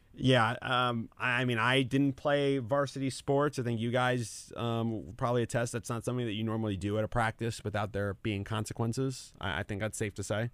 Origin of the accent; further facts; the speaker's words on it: Fairfield, New Jersey, United States; my hometown in Fairfield